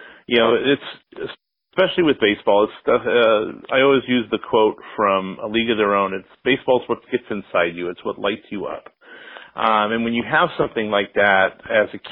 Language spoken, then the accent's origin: English; Orange County, California, United States; I grew up in Orange County.